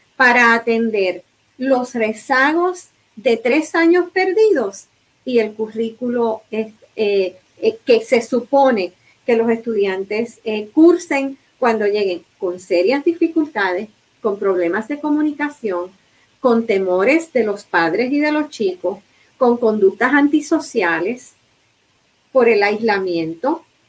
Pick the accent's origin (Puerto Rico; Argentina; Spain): Puerto Rico